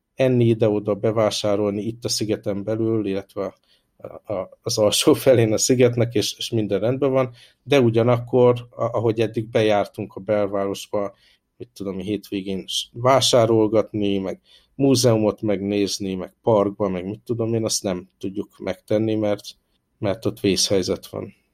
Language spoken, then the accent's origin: Hungarian; Hungary; moved away as an adult; now in Hong Kong; én, hála Isten, olyan környezetben nőttem föl Magyarországon